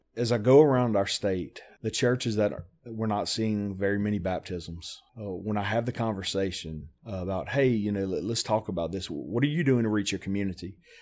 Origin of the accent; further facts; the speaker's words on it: South Louisiana, United States; moved away as an adult; now in Tennessee, United States; I was born and raised in South Louisiana. Uh, I'm a, a Cajun through and through.